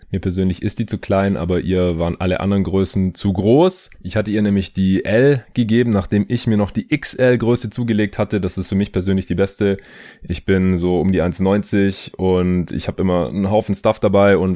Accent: Stuttgart, Baden-Württemberg, Germany; wegen denen ich jetzt hier auch gerade in meiner alten Heimat in Stuttgart bin

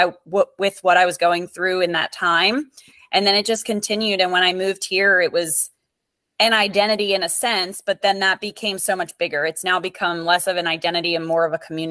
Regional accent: Perry Hall, Maryland, United States; moved away as an adult; also born or lived in Bridgeport, Connecticut; now in Naples, United States; I am originally from Maryland, Perry Hall, Maryland, but I moved to Naples, Florida in 2013

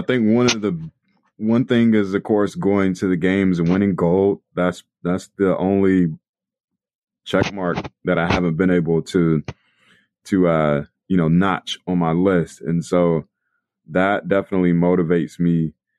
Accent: Raleigh, North Carolina, United States; I grew up in Raleigh, North Carolina

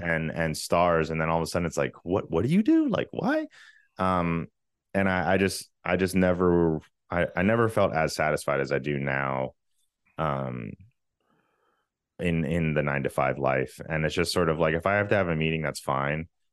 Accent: Virginia, United States; moved away as an adult; also born or lived in Richmond; now in Los Angeles, United States; I'm from Virginia.

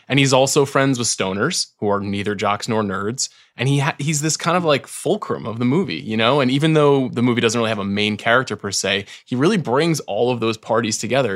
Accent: New York, United States; I'm from New York

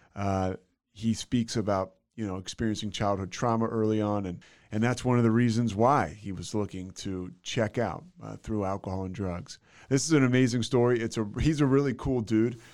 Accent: outside of Philadelphia, Pennsylvania, United States; I'm from uh, outside of Philadelphia, like. Uh, oh. Yeah, yeah, Bryn Mawr, Villanova, that area

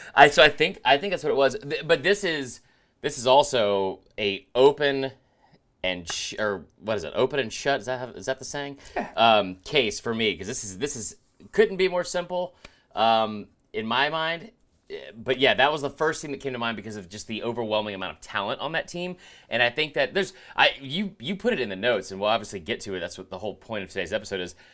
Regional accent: Stone Mountain, Georgia, United States; I love growing up in Stone Mountain

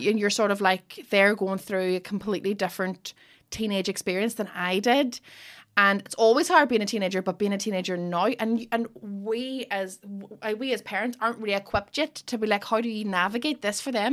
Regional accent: Derry, Northern Ireland, United Kingdom; I'm from Derry

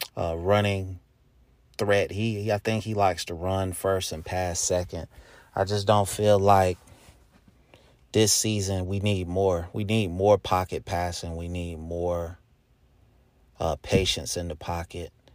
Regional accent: Charlotte, North Carolina, United States; my hometown, Charlotte, North Carolina.

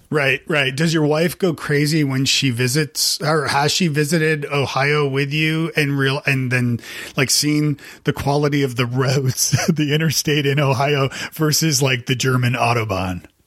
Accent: Canada; now in Nashville, United States; I'm from Canada

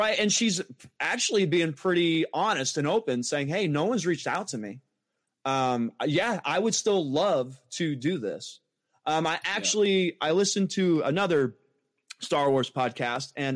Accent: Massachusetts, United States; now in Indiana, United States; I am originally born and raised in Massachusetts.

